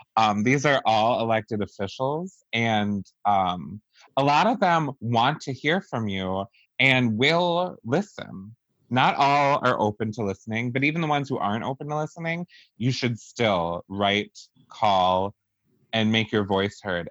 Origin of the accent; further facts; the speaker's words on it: Wisconsin, United States; we're all from Wisconsin